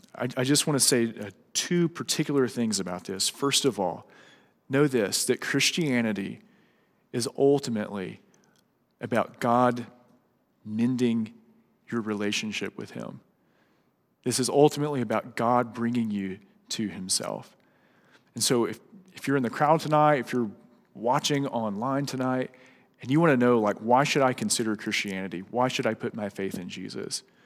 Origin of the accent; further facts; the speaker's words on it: Louisiana, United States; moved away; whenever Sarah and I go back to Louisiana, like for holidays, uh, it's really weird for me to drive past my old childhood home